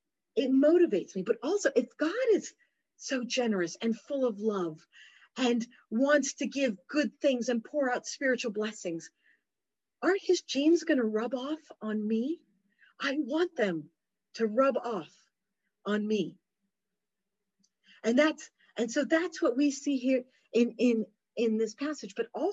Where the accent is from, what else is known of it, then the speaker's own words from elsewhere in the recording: United Kingdom; my whole life is I'm British. We're British. I root for the Welsh rugby team.